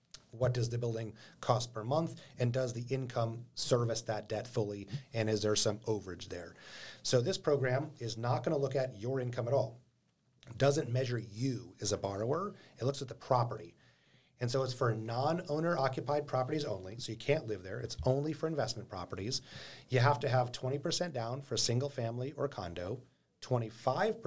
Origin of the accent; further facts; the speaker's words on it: Anchorage, Alaska, United States; I was born and raised in Anchorage, been living and investing in this town for a long time